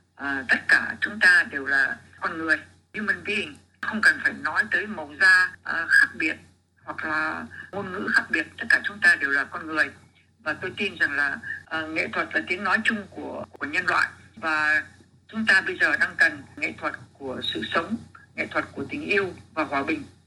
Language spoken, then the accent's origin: Vietnamese; Vietnam; mình là người Việt Nam